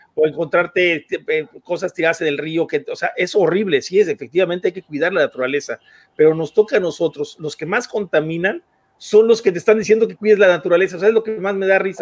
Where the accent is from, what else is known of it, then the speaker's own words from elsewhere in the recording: Mexico; nosotros como México